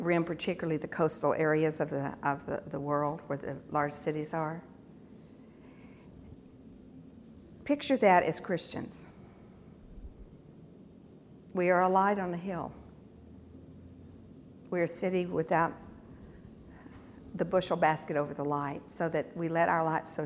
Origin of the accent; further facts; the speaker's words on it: United States; being American in America